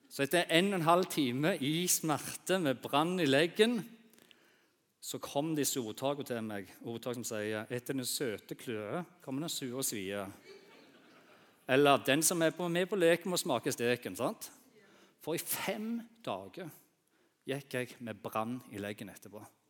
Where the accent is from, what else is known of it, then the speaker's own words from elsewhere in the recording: Bryne, Rogaland, Norway; jeg vokste opp eh, på Bryne